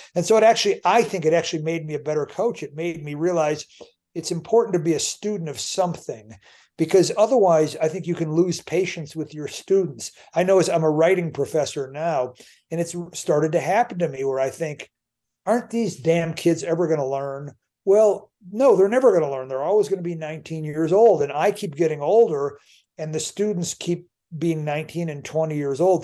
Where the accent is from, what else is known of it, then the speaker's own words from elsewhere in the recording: United States; I'm an American